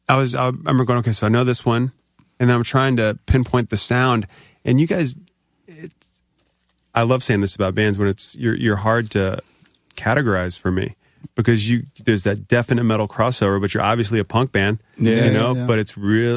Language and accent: English; Northern Virginia, United States; moved away as an adult; also born or lived in California; because I'm from Northern Virginia.